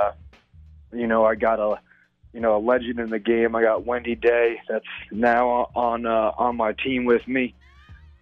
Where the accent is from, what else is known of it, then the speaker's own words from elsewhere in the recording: Long Island, New York, United States; moved away as an adult; now in Atlanta, United States; I'm actually from Long Island, so I'm literally right in the middle of that big old island